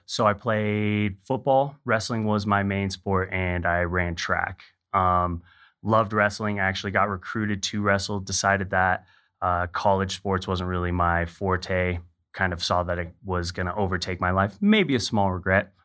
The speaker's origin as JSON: {"language": "English", "region": "Hawaii", "country": "United States", "tie": "born or raised there", "said": "I grew up in Hawaii"}